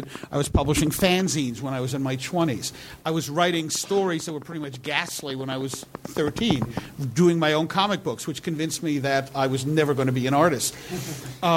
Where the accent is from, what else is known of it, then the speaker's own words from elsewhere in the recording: Bloomfield, United States; a store that was nearby my house, but it was across a busy street in Bloomfield.